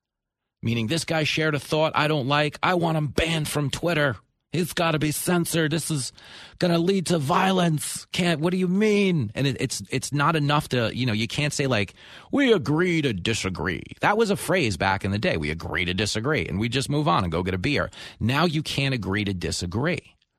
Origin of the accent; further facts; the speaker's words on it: United States; I'm joking because I'm an American.